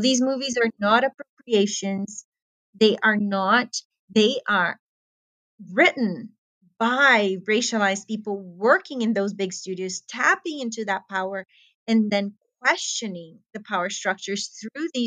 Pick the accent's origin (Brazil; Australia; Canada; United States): Brazil; I come from Brazil